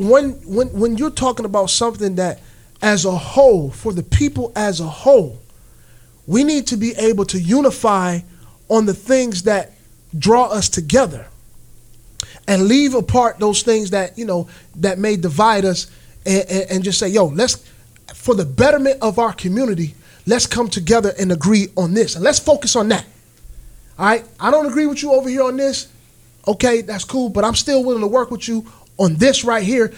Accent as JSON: {"language": "English", "country": "United States", "said": "we as American citizens"}